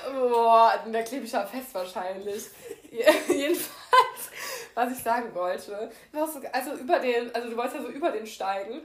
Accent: Germany; ich bin schon eine deutsche Kartoffel

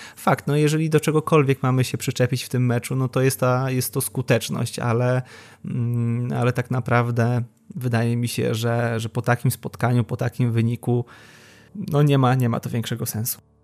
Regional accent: Łódź, Łódź Voivodeship, Poland; Jestem z Łodzi

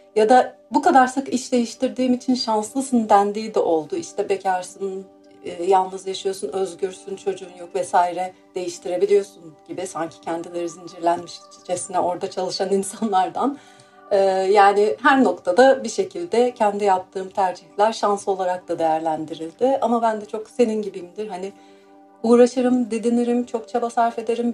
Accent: Mersin, Turkey; moved away as an adult; also born or lived in Istanbul / Izmir; now in London, United Kingdom; ben Mersin doğumluyum

